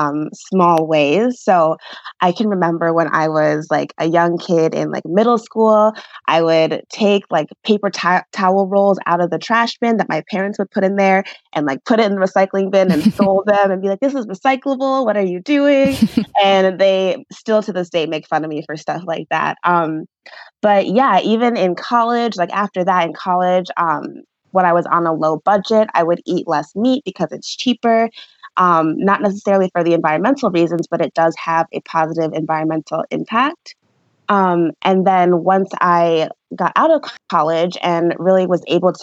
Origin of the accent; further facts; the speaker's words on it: suburbs of Detroit, Michigan, United States; moved away as an adult; also born or lived in Milwaukee, Wisconsin; now in Seattle, United States; I currently live in Seattle, Washington, but I am originally from Michigan, from the suburbs of Detroit. And that's where I grew up